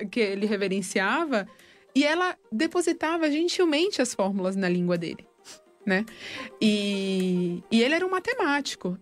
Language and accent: Portuguese; Brazil; also born or lived in Argentina; eu sou brasileira